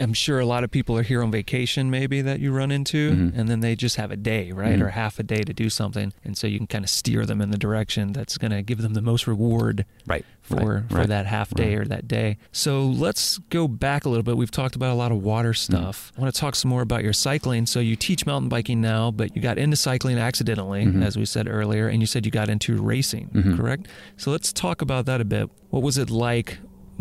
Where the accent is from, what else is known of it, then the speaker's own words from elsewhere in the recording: the South, United States; moved away; I grew up in the South